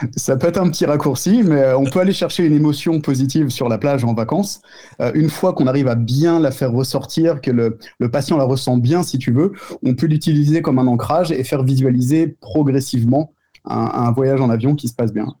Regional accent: Tremblay-en-France, Île-de-France, France; je suis de Tremblay en France

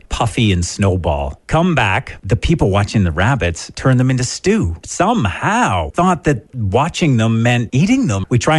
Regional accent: Belgrave, Ontario, Canada; I'm from the Wingham area.

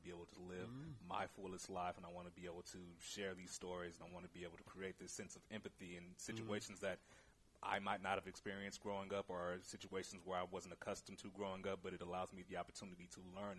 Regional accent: Hayward, California, United States; also born or lived in Oakland, California; Born and raised in Oakland. I was there till I was about six, and then my family moved to Hayward.

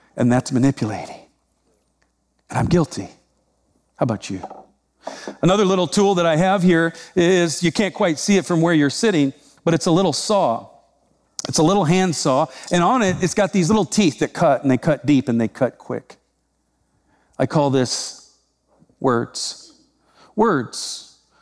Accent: Iowa, United States; I'm from Iowa.

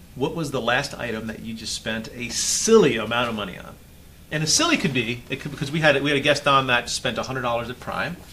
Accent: Florida, United States; I'm from here

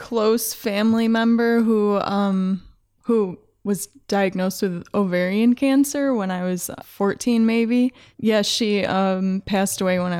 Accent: New York, United States; I'm from New York. Upstate, so it sounds like Canada or Minnesota, any of the Midwest.

